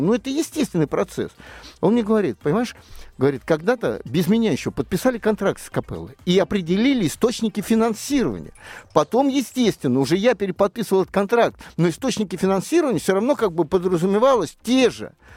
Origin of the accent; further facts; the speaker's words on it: Moscow Oblast, Russia; Я из Подмосковья